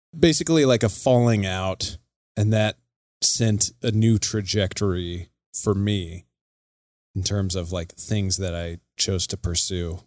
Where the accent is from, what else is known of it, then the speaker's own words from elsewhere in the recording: Casper, Wyoming, United States; moved away as an adult; also born or lived in Colorado; now in Billings, United States; I'm born and raised in Casper, Wyoming, which is right smack dab in the middle of the state